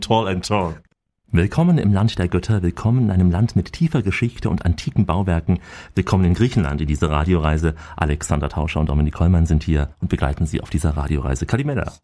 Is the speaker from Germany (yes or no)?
yes; Germany; Bei uns in Deutschland